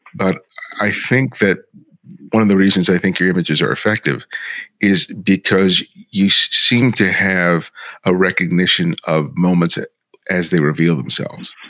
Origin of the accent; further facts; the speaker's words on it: Los Angeles, California, United States; also born or lived in New York; I was born in New York, grew up in Los Angeles